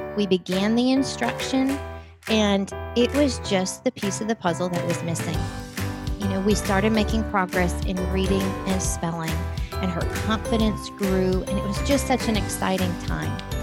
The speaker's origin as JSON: {"language": "English", "region": "Wisconsin", "country": "United States", "tie": "born or raised there", "said": "I grew up in Wisconsin"}